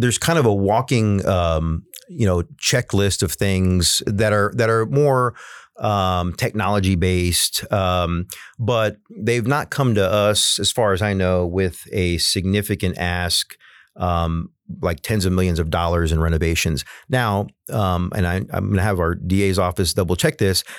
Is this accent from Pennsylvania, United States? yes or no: no; San Antonio, Texas, United States; I live on the West Side and I come from the West Side